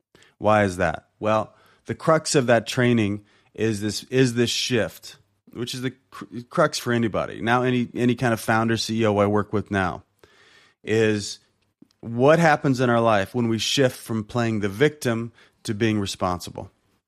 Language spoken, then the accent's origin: English; Compton, California, United States; not the fact that I'm black, not the fact that I'm from Compton, not the fact that I didn't have a dad